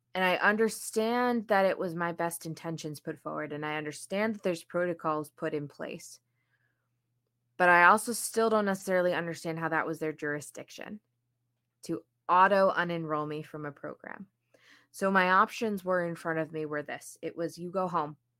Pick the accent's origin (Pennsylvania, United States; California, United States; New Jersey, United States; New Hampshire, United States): New Jersey, United States; moved away as an adult; also born or lived in Saint Louis; I was from New Jersey